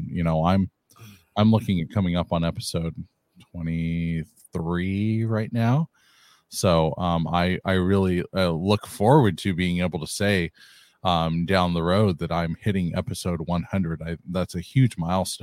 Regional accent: California, United States; I'm from California

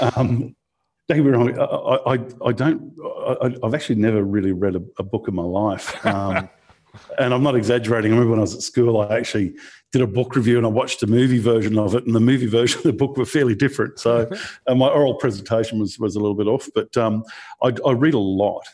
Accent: Australia; also born or lived in Brisbane; growing up in Australia, eh, you know, particularly in the kind of early 2000s, coming from a regional town and, you, you know, then moved to Brisbane

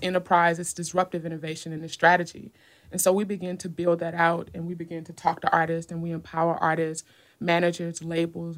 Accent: Decatur, Georgia, United States; I grew up in Decatur, Georgia

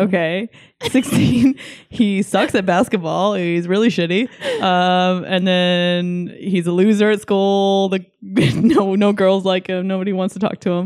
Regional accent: Canada; now in Los Angeles, United States; I'm, I'm from Canada. I was born in Canada.

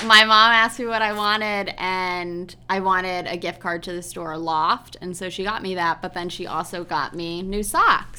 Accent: Connecticut, United States; I grew up in Connecticut

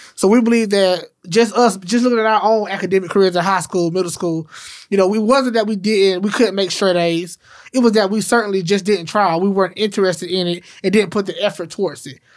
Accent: Memphis, Tennessee, United States; growing up in Memphis

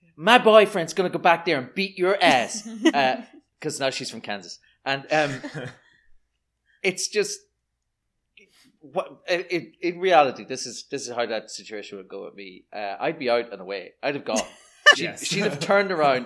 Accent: Ireland; I'm Irish.

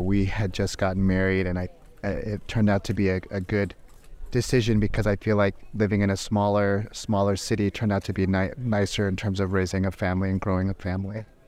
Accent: San Diego, California, United States; now in Sacramento, United States; I grew up in San Diego

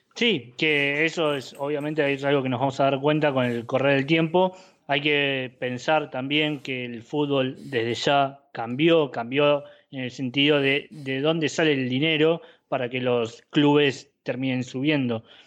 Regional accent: Argentina; somos argentinos

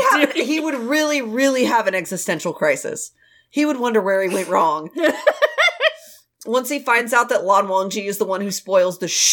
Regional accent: United States; I'm gonna have to go with potatoes because I'm very American.

